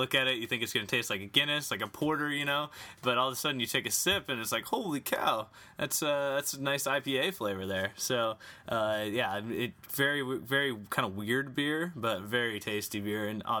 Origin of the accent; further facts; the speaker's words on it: Yakima Valley, Washington, United States; born or raised there